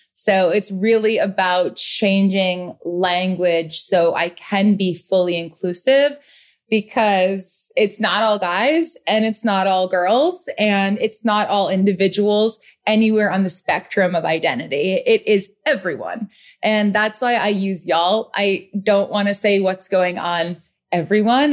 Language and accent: English; Rhode Island, United States; also born or lived in Boston; now in New York City, United States; I am from the Northeast, born and raised in Rhode Island, lived in Boston, now New York City